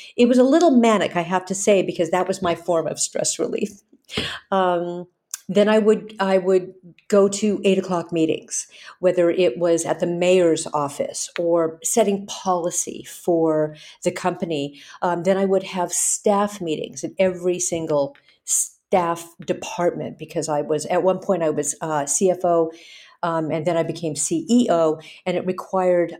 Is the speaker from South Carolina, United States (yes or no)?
no; Hawaii, United States; moved away; also born or lived in California; I grew up in Hawaii. I grew up in the islands. I grew up in California